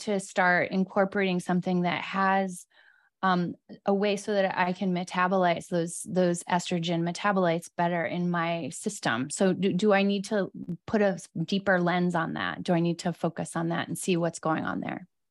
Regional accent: East Coast, United States; now in Los Angeles, United States; I'm from the East Coast

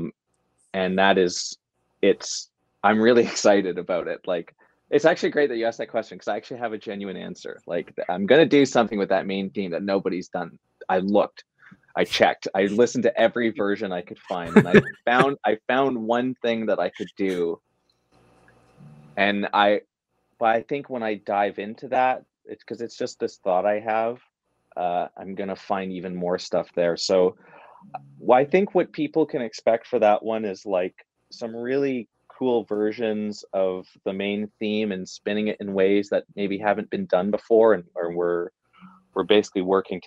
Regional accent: Canada; I'm Canadian

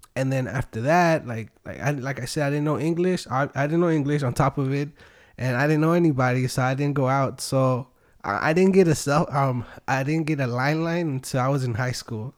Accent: Wilmington, California, United States; born or raised there; also born or lived in Long Beach / Tijuana, Mexico; now in San Pedro, United States

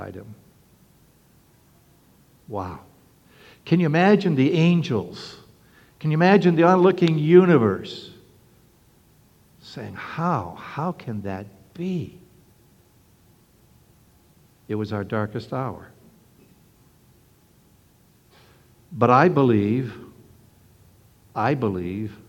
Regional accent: Canada; now in Norfolk, United States; When I was a young boy, young lad growing up in Canada

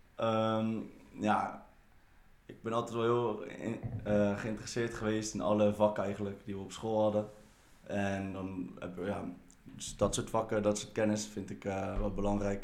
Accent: Netherlands; ik ben wel gewoon geboren en getogen in Nederland

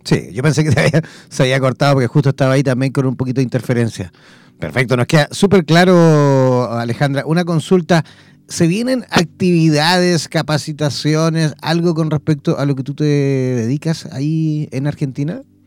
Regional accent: Chile; yo como chileno eh, puedo evidentemente sacar eh, mi visa a Mercosur

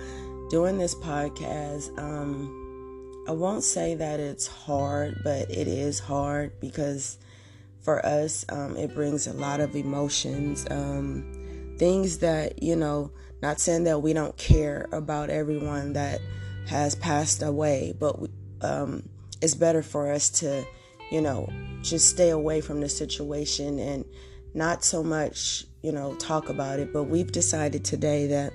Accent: Oakland, California, United States; I'm from Oakland

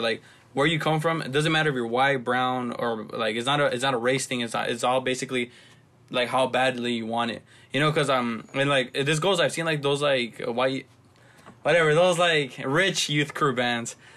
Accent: Los Angeles, California, United States; growing up in South Central

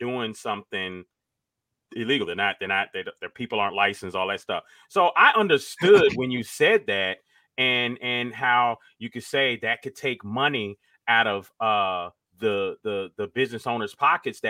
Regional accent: Miami, Florida, United States; I was from Miami

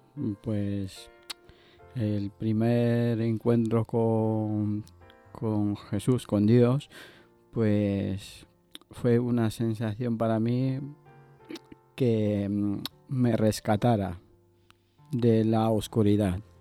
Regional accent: Ecuador; now in Basque Country, Spain; Yo soy de, Ecuador

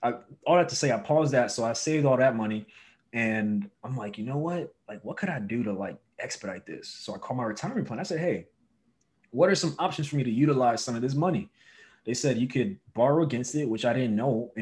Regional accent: New York City, New York, United States; moved away as an adult; now in Los Angeles, United States; I'm originally from Brooklyn, New York, born and raised. I moved to LA in 2016

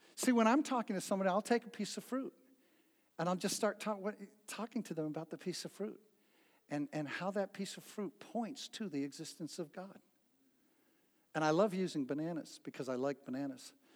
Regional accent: New Bedford, Massachusetts, United States; when I was a little boy growing up in New Bedford, Massachusetts

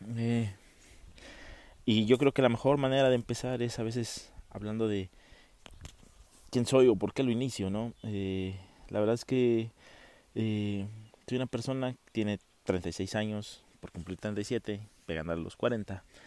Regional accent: Oaxaca de Juárez, Oaxaca, Mexico; also born or lived in Monterrey / Matamoros; yo soy de una ciudad sureña, yo soy de Oaxaca. Eh, estamos aquí en Oaxaca de Juárez

